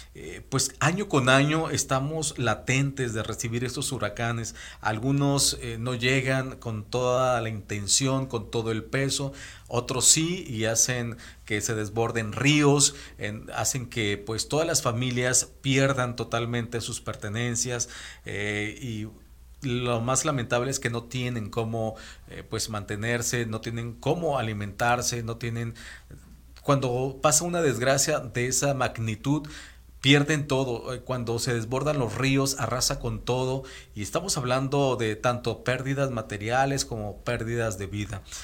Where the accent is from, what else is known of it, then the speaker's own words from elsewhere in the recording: Nayarit, Mexico; moved away; somos muy agradecidos nosotros los Nayaritas, yo soy de Nayarit